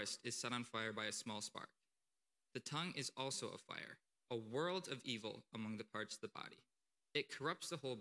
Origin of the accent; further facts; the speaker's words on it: Akron, New York, United States; also born or lived in Potsdam, New York; I'm from Akron, New York.